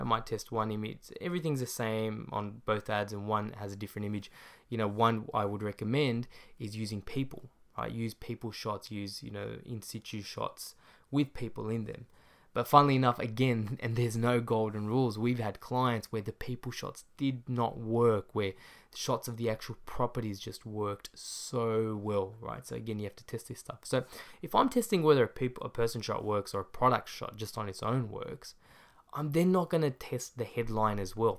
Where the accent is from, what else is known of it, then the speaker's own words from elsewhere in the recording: Australia; my hometown, Australia